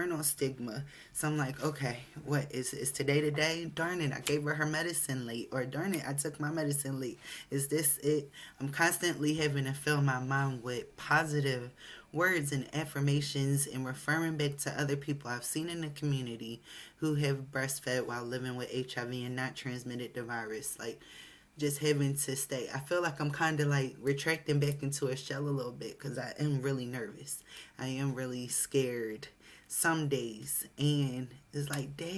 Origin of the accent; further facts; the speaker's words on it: United States; Although I'm American, I have a Jamaican father.